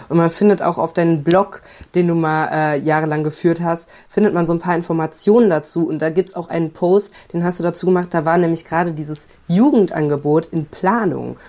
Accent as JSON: {"language": "German", "region": "North Rhine-Westphalia", "country": "Germany", "said": "bei uns in NRW"}